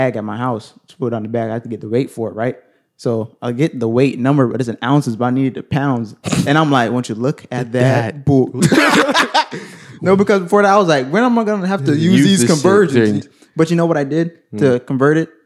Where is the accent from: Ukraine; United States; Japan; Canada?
United States; I'm an American